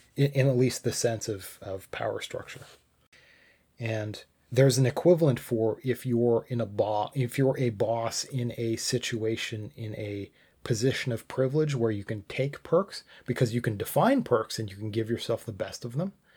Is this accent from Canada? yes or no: yes; Canada; I'm Canadian